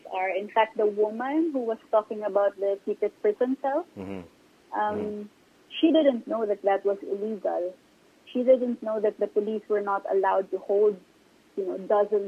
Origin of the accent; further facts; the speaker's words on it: Mindanao, Philippines; I was like many other Filipinos, you know, because I'm also from Mindanao